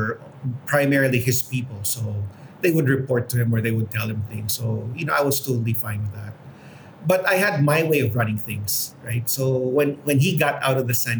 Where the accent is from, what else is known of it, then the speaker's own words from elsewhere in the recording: Houston, Texas, United States; now in Philippines; I grew up in Houston